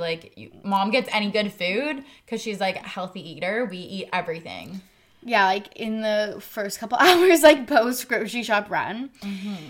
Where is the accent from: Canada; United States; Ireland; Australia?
Canada; And we're Canadian.